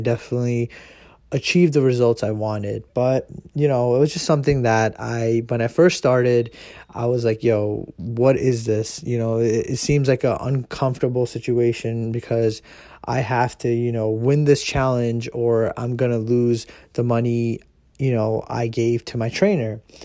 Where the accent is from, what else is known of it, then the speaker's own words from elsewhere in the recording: United States; I am Indian, and uh, you know I was born here in America